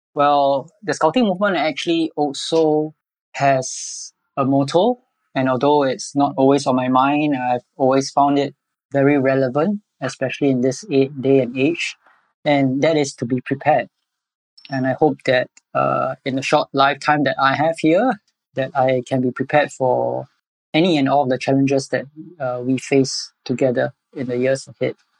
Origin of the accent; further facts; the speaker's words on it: Singapore; I'm born and bred in Singapore all my life.